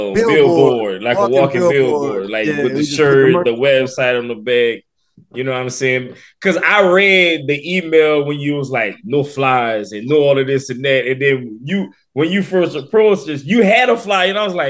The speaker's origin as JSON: {"language": "English", "region": "Louisiana", "country": "United States", "also_born_or_lived": "Atlanta", "said": "We're from Louisiana originally. Yeah, but he stays in Atlanta. I used to stay in Atlanta, but I'm back in Louisiana."}